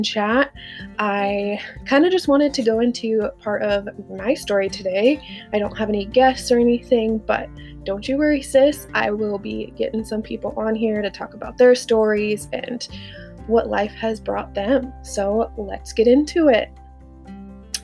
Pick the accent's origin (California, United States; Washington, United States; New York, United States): Washington, United States; Lynden; I grew up here in this little podunk town called Linden. It is just a little Dutch community